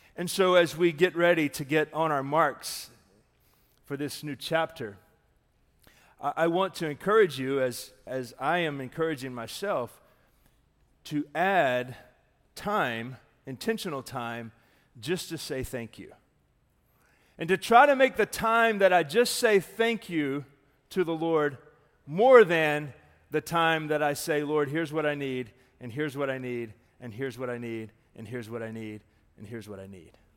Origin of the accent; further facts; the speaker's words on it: Darlington, South Carolina, United States; also born or lived in Mooresville, North Carolina; now in Daytona, United States; that's where my hometown is, very near Darlington.